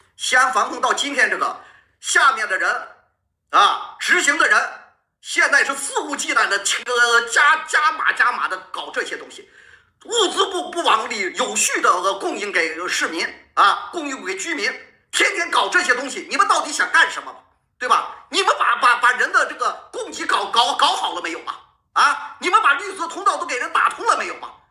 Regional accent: Xi'an, Shaanxi, China; 我是西安的啊，我在家里啊，我们这已经封控了十六七天了啊

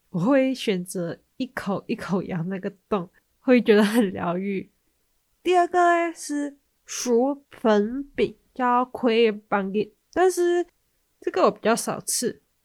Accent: Malaysia; 那我们马来西亚人的习惯是在除夕的时候要吃团圆饭

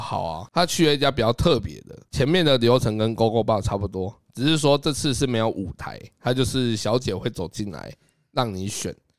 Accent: Taiwan; 我是丢台湾人的脸

